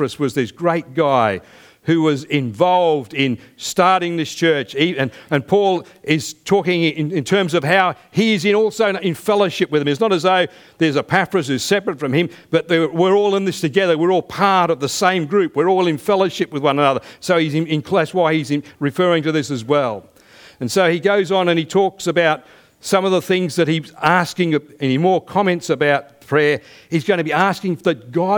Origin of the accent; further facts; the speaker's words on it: United Kingdom; now in Australia; I still have citizenship back where I was born in the United Kingdom, but I'm also a citizen of this country